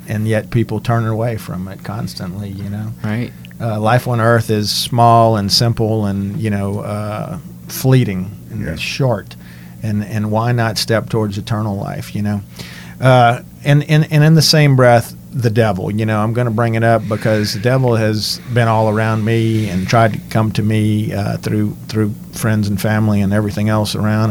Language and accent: English; Cajun country, Louisiana, United States; being from Cajun country. I know a lot of us speak French